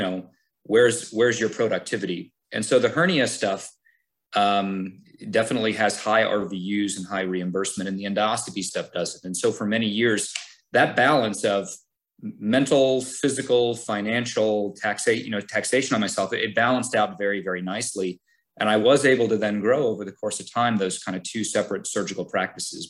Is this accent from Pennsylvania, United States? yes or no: yes; Scranton, Pennsylvania, United States; moved away as an adult; also born or lived in Cleveland, Ohio; now in Hershey, United States; I grew up in Scranton. I, I stayed home for college.